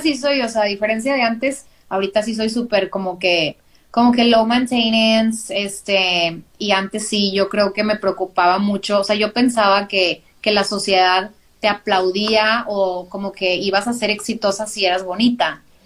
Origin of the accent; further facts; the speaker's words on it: Monterrey, Nuevo León, Mexico; soy de Monterrey, Nuevo León, de ahí, por acá del norte, si habla, si notan que hablo medio extraño es por eso